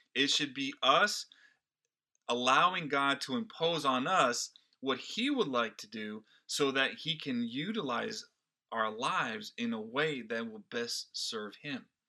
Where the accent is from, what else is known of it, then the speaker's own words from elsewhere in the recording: Brazil; now in United States; I was not born in this country. I am Brazilian by birth and an American by choice